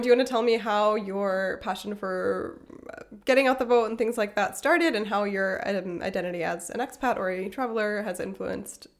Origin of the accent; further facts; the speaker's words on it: Pennsylvania, United States; moved away; also born or lived in South Carolina / Illinois; I'm from Pennsylvania, which is a swing state, and I was living in first South Carolina and then Illinois